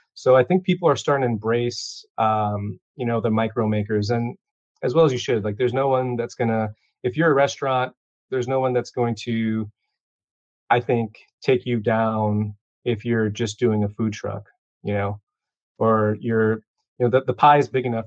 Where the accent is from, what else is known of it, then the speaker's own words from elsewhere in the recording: Chicago, Illinois, United States; I was born and raised here in Chicago